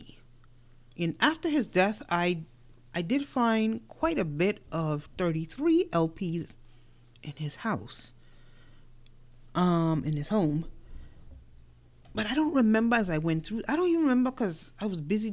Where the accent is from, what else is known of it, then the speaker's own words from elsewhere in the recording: New York City, New York, United States; moved away; also born or lived in Caribbean; growing up in New York City before I migrated out to the Caribbean.